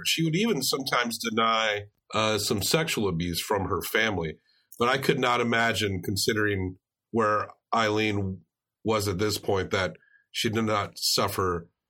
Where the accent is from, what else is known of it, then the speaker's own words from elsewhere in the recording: Tennessee, United States; We're from Tennessee